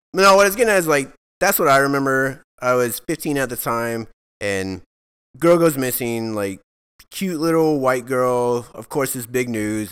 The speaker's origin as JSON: {"language": "English", "town": "Alvin", "region": "Texas", "country": "United States", "tie": "born or raised there", "said": "I grew up in Alvin, Texas"}